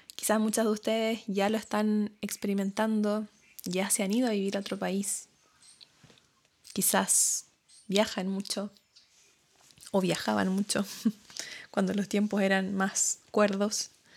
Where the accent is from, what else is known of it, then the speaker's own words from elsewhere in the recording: Chile; moved away as an adult; now in New Zealand; yo soy de Chile, hablo español em, y no sabía inglés cuando me vine a Nueva Zelanda